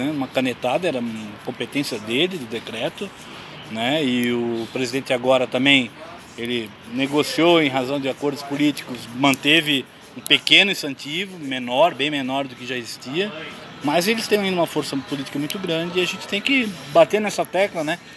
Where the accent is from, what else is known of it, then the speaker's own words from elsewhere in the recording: Blumenau, Santa Catarina, Brazil; eu sou de Blumenau